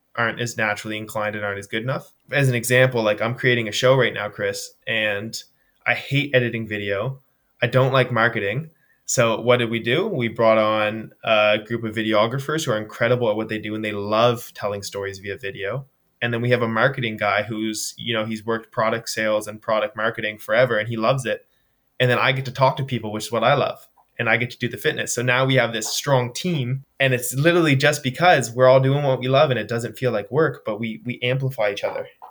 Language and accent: English; Nova Scotia, Canada; Yeah, so I'm from the East Coast of Canada, uh, Nova Scotia, born and raised